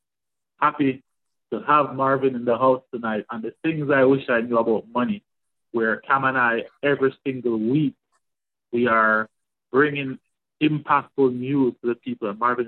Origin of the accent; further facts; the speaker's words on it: Spanish Town, Saint Catherine, Jamaica; now in Canada; We grew up together in Spanish Town, Jamaica.